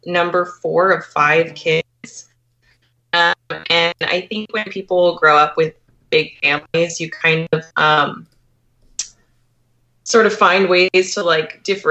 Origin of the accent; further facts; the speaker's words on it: Portland, Oregon, United States; moved away as an adult; also born or lived in Bellingham, Washington; now in Tacoma, United States; I was born and raised in Portland, Oregon.